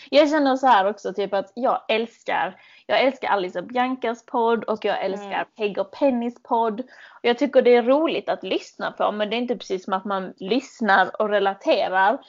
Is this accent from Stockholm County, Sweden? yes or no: no; Malmö, Skåne, Sweden; accent: malmöitisk skånska; moved away as an adult; now in London, United Kingdom; Jag kommer från Malmö originally, men jag mm. flyttade till London för åtta månader sedan.